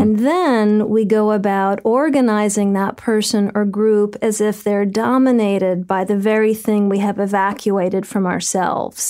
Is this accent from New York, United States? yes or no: yes; New York City, New York, United States; as a New Yorker